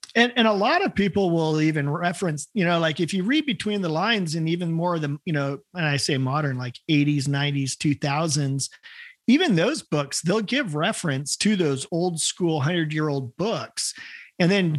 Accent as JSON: {"language": "English", "town": "Salem", "region": "Oregon", "country": "United States", "tie": "born or raised there", "said": "I grew up in Salem, Oregon"}